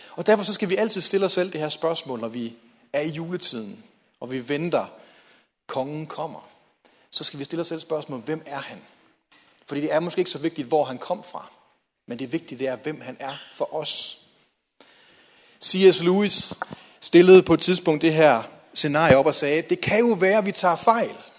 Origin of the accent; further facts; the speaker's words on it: Hjallerup, North Denmark Region, Denmark; jeg voksede op i Jallerup